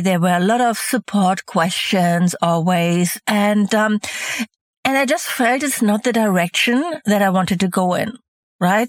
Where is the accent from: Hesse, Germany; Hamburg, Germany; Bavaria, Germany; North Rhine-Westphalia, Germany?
Hamburg, Germany; also born or lived in Mallorca, Spain; Hamburg, my hometown